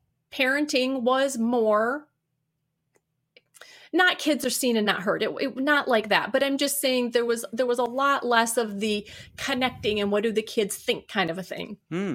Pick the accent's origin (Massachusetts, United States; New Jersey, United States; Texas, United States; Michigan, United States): Michigan, United States; Detroit; I was from the Detroit area originally. I said my daughter's working there. But we moved to the west side of the state.